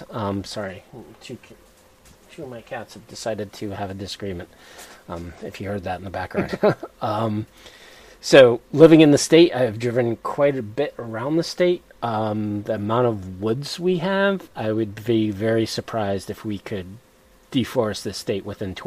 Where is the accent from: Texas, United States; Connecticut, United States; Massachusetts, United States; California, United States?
Connecticut, United States; born or raised there